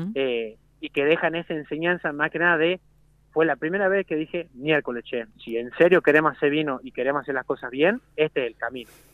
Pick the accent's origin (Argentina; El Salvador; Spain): Argentina; Jujuy; moved away as an adult; now in Mendoza, Argentina; yo siendo jujeño